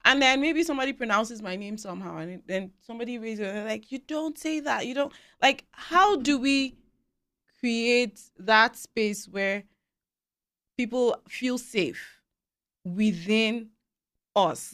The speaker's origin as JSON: {"language": "English", "country": "Nigeria", "moved": "as an adult", "lives_now": "Canada", "said": "where we're coming from, I speak as a Nigerian"}